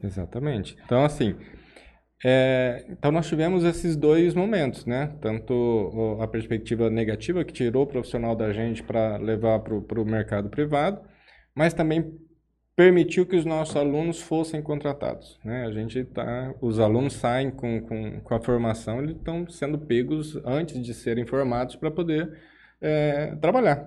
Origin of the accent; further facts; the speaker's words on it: Jales, São Paulo, Brazil; also born or lived in Araçatuba / São Carlos / São José dos Quatro Marcos; eu sou natural de Jales, né? É... Minha família é daqui